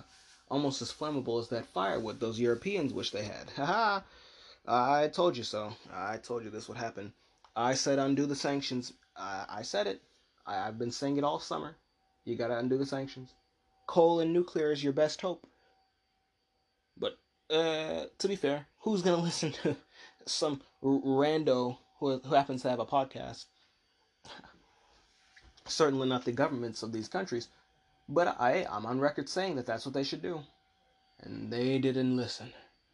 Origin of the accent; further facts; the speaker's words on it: United States; I'm an American and I don't even want to be sanctioning everybody.